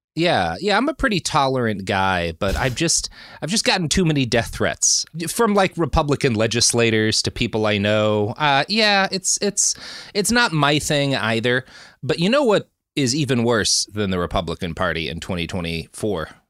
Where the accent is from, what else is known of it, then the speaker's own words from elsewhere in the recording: Dallas, Texas, United States; moved away; also born or lived in California; growing up in Texas